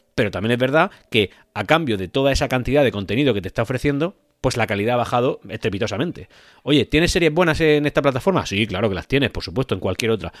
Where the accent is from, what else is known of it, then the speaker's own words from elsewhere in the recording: Spain; en mi país, en España